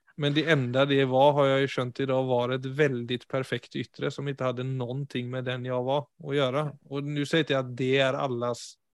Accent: Sweden; Norwegian is a second language; now in Oslo, Norway; jeg er jo svensk, ikke sant? så jeg jo, kommer jo fra et enormt sosialt nettverk i Sverige.

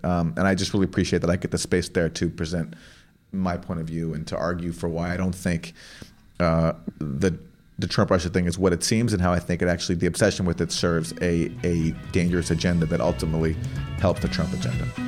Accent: Canada; I'm from Canada

